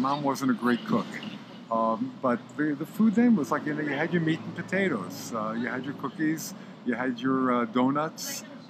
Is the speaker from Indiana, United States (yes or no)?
no; New York, United States; moved away as an adult; now in California, United States; I'm originally from New York, moved out to California in 1978.